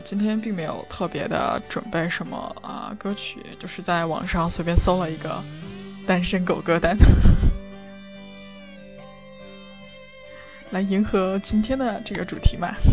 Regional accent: northern China, China; moved away; 作为一个北方人，我不怎么能吃辣的

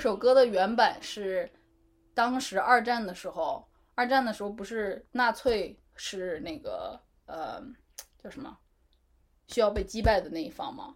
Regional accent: China; 可能确实跟我们中国人，呃，一直以来的这种，比如说内敛自持是不 不一样的

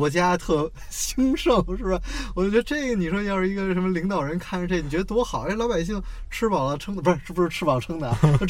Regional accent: Beijing, China; 然后我又是从北京来的，然后我就有时候老觉得特可惜，能感受到北京是北京的地儿越来越少。

